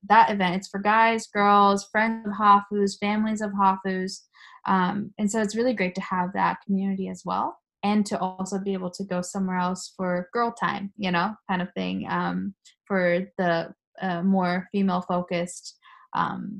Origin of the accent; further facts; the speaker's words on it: United States; first language Japanese; moved away as an adult; also born or lived in Tokyo, Japan; now in Japan; I lived with when I was growing up in the United States